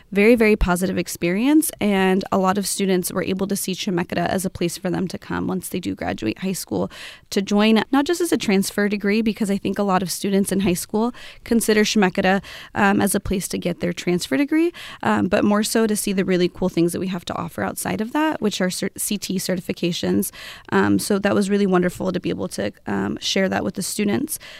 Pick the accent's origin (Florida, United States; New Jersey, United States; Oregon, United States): Oregon, United States; Amity; I grew up in an Amity area, so I come from Amity High School